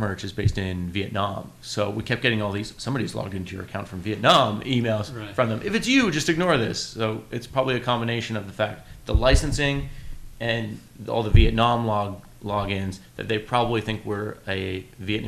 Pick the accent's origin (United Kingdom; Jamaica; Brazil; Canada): Canada; we're Canadian